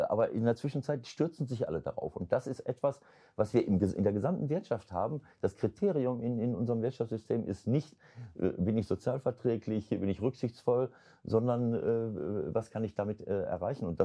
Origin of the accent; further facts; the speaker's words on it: North Rhine-Westphalia, Germany; Also das finde ich jetzt despektierlich meiner Heimat gegenüber Ostwestfalen.